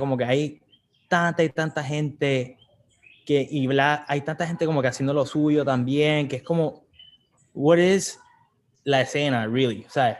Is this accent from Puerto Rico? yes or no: yes; San Juan, Puerto Rico; moved away as an adult; also born or lived in Atlanta; now in California, United States; somos de Puerto Rico, estamos aquí de, San Juan, aquí nos criamos este, y vivimos en, en San Juan hasta el 2012